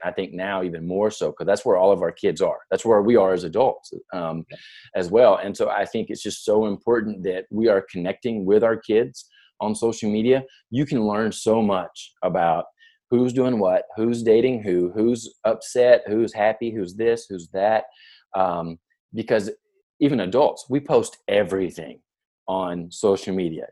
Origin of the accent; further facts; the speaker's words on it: near Nashville, Tennessee, United States; I grew up in near Nashville, Tennessee